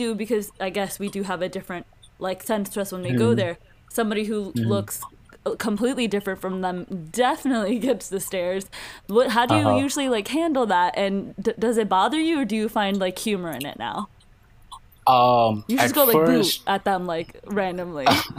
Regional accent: United States; I was born in America

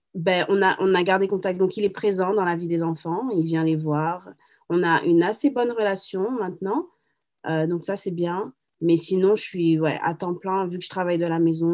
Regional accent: Paris, Île-de-France, France; moved away as an adult; now in Boston, United States; je suis de Paris. Euh, je suis venue aux États-Unis quand j'avais 21 ans

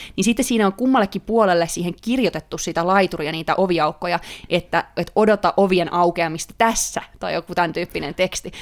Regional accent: Finland; moved away as an adult; now in Sweden; musta kuulee aina kun puhun ihmisten kanssa ruotsia, että tulen Suomesta

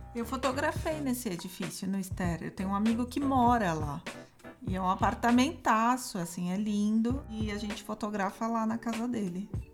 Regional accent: São Paulo, Brazil; eu sou de São Paulo, nasci aqui

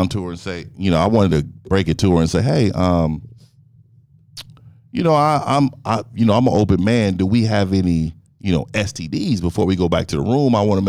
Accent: Frisco, Texas, United States; And I'm from Frisco.

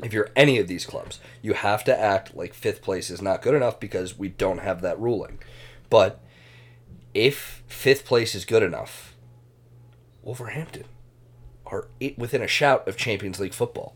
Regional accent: United States; being an American Arsenal fan

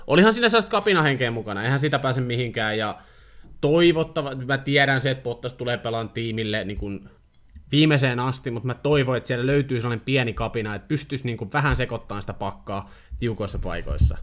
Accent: Finland; mä olen kotoisin samasta maasta kuin Kimi

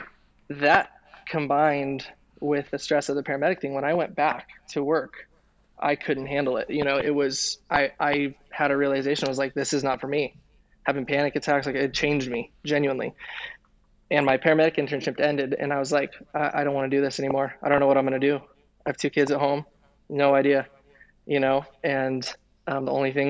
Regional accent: Denver, Colorado, United States; moved away; also born or lived in East Bay, California; I grew up in Denver, Colorado

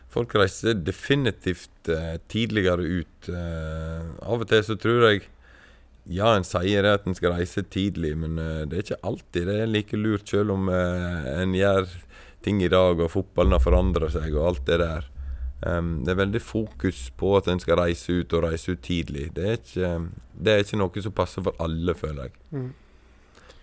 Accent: Stryn, Vestland, Norway; moved away as an adult; also born or lived in Sogndal; jeg er fra Stryn

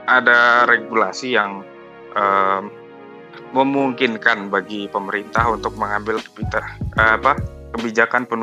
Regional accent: Bukittinggi, West Sumatra, Indonesia; saya itu di uh, Bukit Tinggi

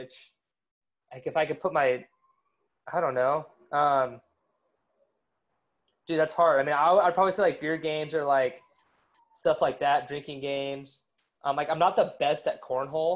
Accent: Orange County, California, United States; now in Hawaii, United States; I'm from Orange County

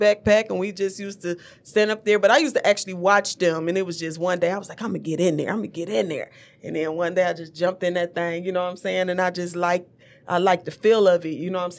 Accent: Detroit, Michigan, United States; also born or lived in East side, Detroit (born); I'm from The Rock.

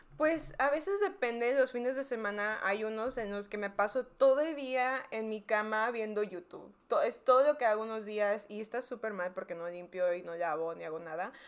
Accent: McAllen, Texas, United States; also born or lived in Mexico; yo nací en McAllen, Texas, que está en el Valle, donde María fue a la universidad. Pero los primeros 10 años de mi vida viví en México, luego me vino otra vez a McAllen y ahí estudié desde quinto año hasta la, hasta la universidad

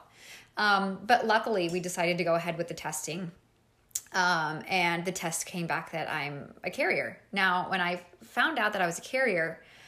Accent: Mexico; moved away as an adult; I am originally from Mexico, and I was living in Mexico. I was about like 25 maybe

